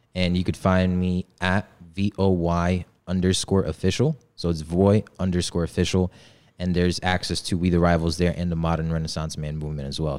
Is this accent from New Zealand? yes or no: no; Poland; now in United States; I was born in, born and raised in Poland in a village